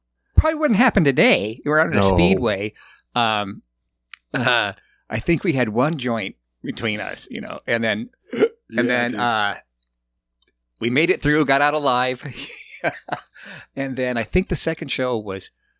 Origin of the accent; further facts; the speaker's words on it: Chicago, Illinois, United States; You know, I was from Chicago.